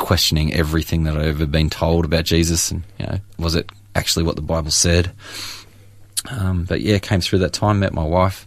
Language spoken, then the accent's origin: English; Churchill, Victoria, Australia; also born or lived in Moe; I was born in Moe and grew up in Churchill, Latrobe Valley